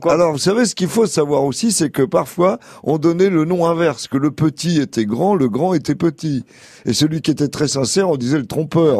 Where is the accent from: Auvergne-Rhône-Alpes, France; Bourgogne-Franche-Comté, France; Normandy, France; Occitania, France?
Auvergne-Rhône-Alpes, France; Allier, near Vichy; moi j'ai passé toute mon enfance dans l'Allier, près de Vichy